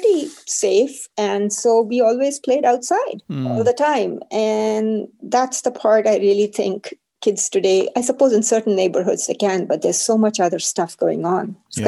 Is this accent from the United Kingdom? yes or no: no; India; Well, I was one of the very fortunate ones. My family was, shall I say, middle class. My dad worked in the railways, so we traveled a lot. We moved every 2 years.